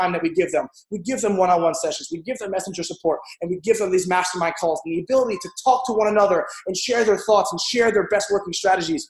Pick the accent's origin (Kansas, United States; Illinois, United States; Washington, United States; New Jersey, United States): New Jersey, United States; also born or lived in New York; now in Edgewater, United States; I'm originally from South Jersey, though, because after all the crap happened in my childhood, we moved north, New York